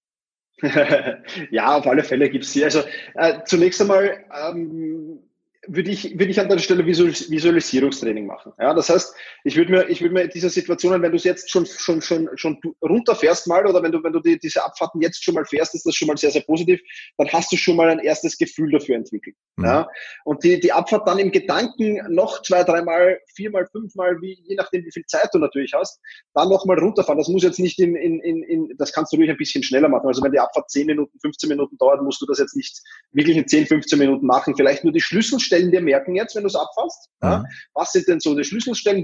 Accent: Austria; ich als Österreicher

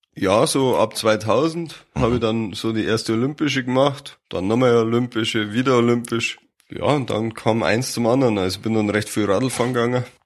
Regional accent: Mammendorf, Bavaria, Germany; Also ich bin aufgewachsen in Mammendorf, das ist im Landkreis Fürstenfeldbruck

